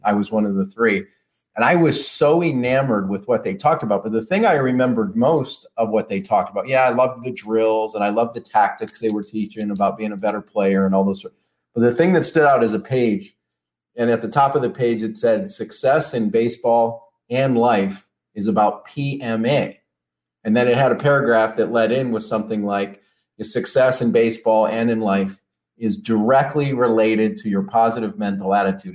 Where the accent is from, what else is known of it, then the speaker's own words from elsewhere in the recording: Detroit, Michigan, United States; I grew up in Detroit